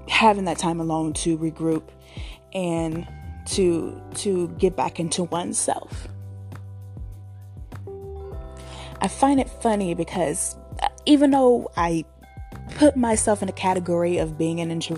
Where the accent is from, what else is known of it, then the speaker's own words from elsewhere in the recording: Richmond, California, United States; I'm from Richmond, California, born and raised